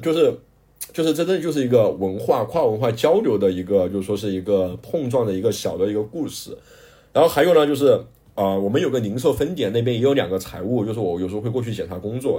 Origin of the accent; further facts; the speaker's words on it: Guiyang, Guizhou, China; accent: Guiyang dialect; moved away as an adult; also born or lived in Guinea; now in Ghana; 我们贵阳话叫炸的洋芋